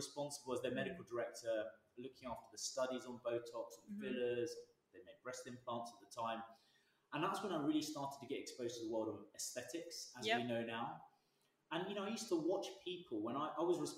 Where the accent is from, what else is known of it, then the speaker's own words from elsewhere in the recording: Brighton, South East England, United Kingdom; I grew up in Brighton, went to school down on the coast